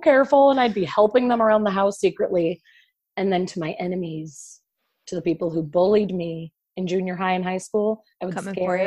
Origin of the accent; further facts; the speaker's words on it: Illinois, United States; now in Los Angeles, United States; I'll be relaxed in Illinois, like my hometown.